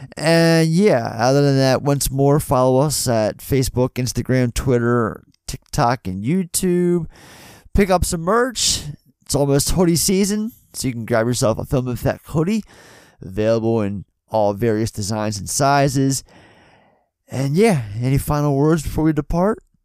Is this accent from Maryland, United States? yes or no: yes; Baltimore, Maryland, United States; We're all from Baltimore